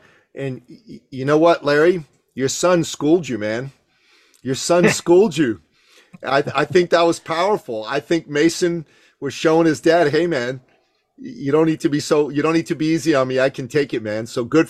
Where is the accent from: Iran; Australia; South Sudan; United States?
Iran; moved away; I grew up in Iran calling it football.